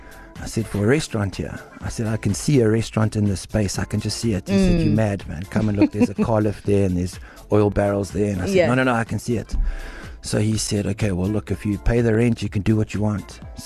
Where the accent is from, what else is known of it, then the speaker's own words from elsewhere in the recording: Durban, KwaZulu-Natal, South Africa; But most of my time was spent on the North Coast at Umhlophe. So we're right where I grew up.